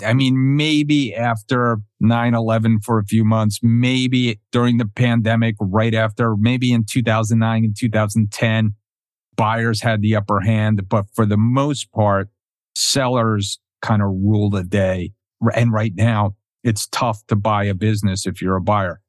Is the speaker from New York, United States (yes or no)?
no; New Jersey, United States; also born or lived in Connecticut; now in Florida, United States; I'm from New Jersey